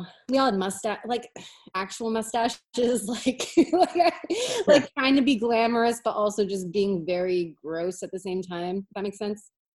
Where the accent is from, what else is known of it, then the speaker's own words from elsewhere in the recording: Hartford, Connecticut, United States; moved away as an adult; now in Boston, United States; from near Hartford. I was born in Hartford. Yeah. I grew up around Very that cool. area. Uh, and I moved to Boston in like 2003.